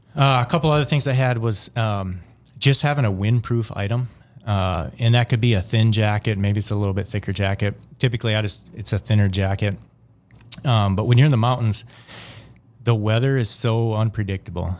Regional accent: Wisconsin, United States; I grew up in a smaller town in Wisconsin.

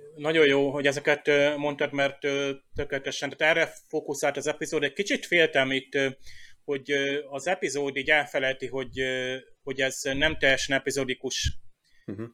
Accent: Hungary; én magyar vagyok

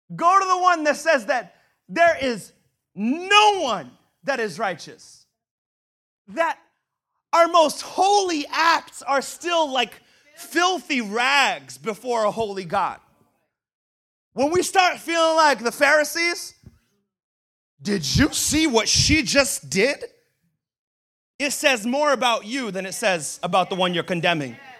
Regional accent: Brazil; now in United States; I was born in Brazil, and I swear I was fed apples as a child

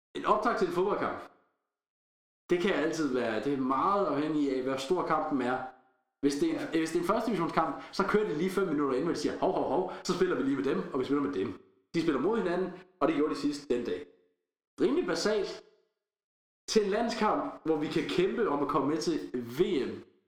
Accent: Denmark

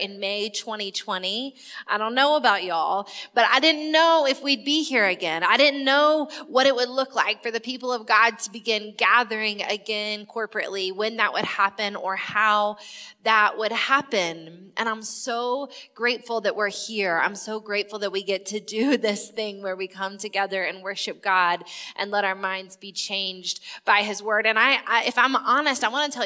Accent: South Carolina, United States; I'm from South Carolina

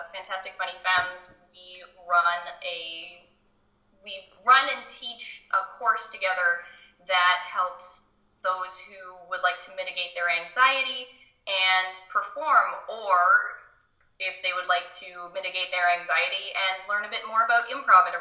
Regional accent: Ontario, Canada; I'm from Ontario

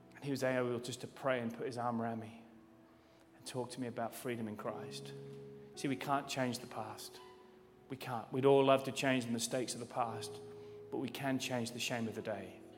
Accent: England, United Kingdom; I'm from England

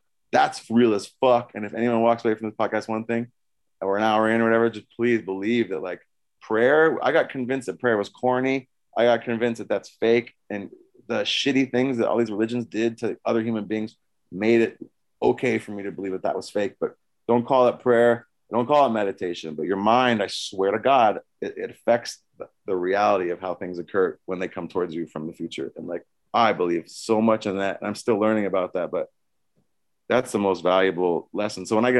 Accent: California, United States; born there; I was born in California, so I just take it for granted.

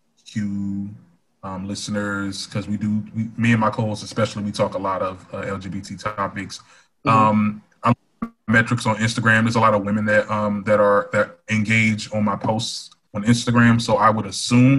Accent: Trenton, New Jersey, United States; I'm from Trenton, New Jersey. It's a small town. It's the capital.

